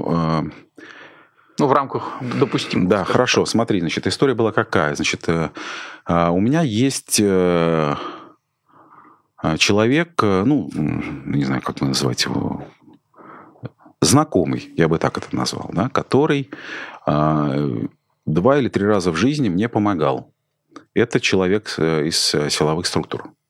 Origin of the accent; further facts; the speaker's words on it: Saint Petersburg, Russia; я из Петербурга, а Путин из КГБ